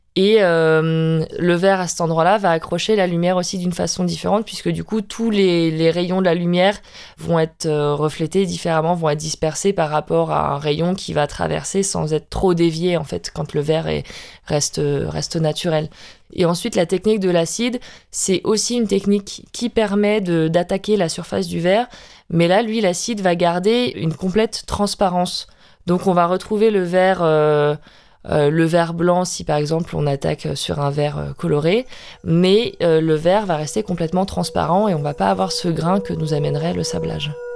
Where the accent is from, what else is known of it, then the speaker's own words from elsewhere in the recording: Brittany, France; je suis bretonne